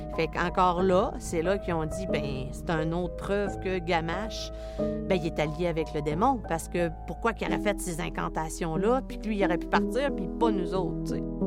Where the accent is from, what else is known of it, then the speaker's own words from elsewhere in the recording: Anticosti, Quebec, Canada; Je suis résidente d'Anticosti.